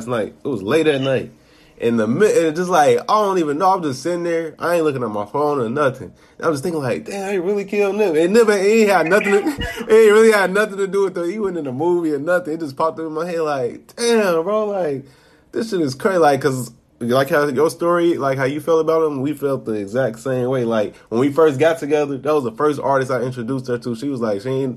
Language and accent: English; Chicago, Illinois, United States; I'm from Chicago. A kid from Chicago